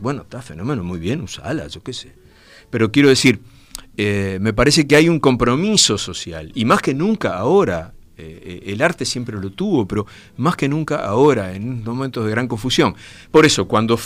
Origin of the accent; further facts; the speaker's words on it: Brazo Oriental, Montevideo, Uruguay; el barrio Gracia Oriental, de donde soy yo